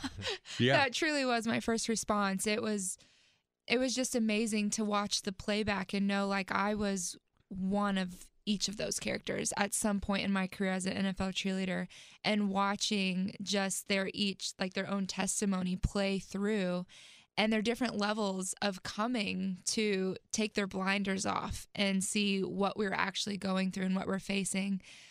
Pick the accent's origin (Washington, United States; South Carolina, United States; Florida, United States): South Carolina, United States; also born or lived in Texas; And I ended up claiming South Carolina as home because that's where I lived the longest and that's where they're still stationed at.